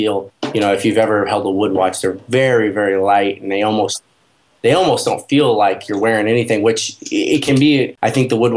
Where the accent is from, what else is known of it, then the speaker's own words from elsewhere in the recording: the Northwest, Pacific Northwest, United States; I'm from the Northwest in the United States